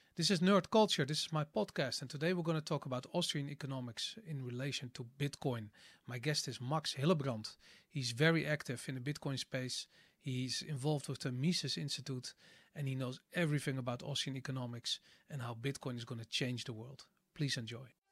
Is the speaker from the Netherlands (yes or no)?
yes; Amsterdam, North Holland, Netherlands; I grew up in Amsterdam in the 80s